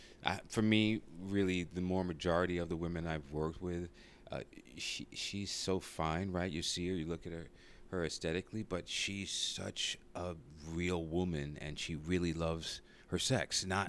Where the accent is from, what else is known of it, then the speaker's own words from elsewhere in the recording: Brooklyn, New York, United States; now in Los Angeles, United States; Brooklyn, New York.